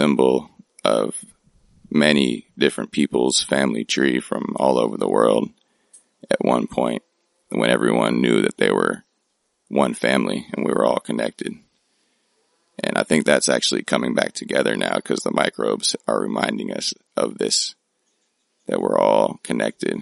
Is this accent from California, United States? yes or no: yes; Oakland, California, United States; my hometown of Oakland, California.